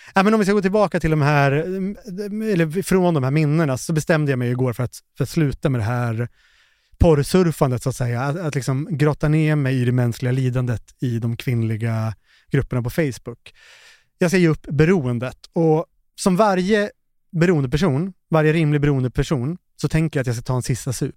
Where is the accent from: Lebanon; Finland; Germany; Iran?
Finland; Jag är ju finne